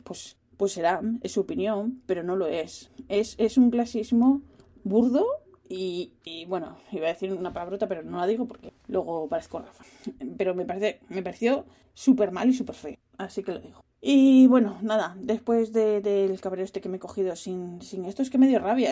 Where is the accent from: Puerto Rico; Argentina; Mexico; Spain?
Spain; now in Netherlands; yo vengo de España